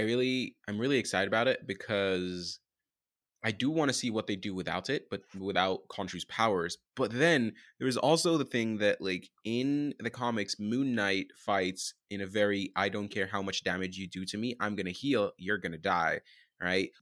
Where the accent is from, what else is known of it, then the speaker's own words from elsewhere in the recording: Sudan; I'm from Sudan, Northeast Africa, neighboring Egypt